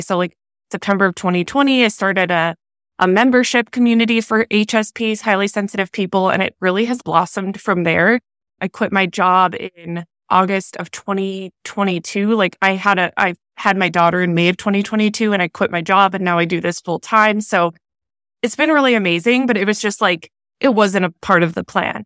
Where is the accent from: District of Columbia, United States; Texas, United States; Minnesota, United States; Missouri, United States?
Minnesota, United States; moved away as an adult; now in Southern California, United States; I'm born and raised in Minnesota